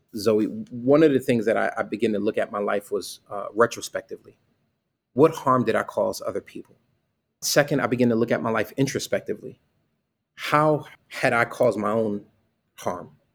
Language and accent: English; Bridgeport, Connecticut, United States; I grew up in Bridgeport, Connecticut